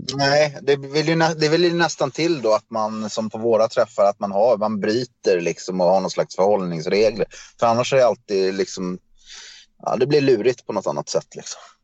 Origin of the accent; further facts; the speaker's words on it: Kalmar, Kalmar County, Sweden; moved away as an adult; also born or lived in Stockholm; now in Köping, Sweden; Ja, jag är född i Stockholm. Eh, men egentligen så är jag uppvuxen i Kalmar.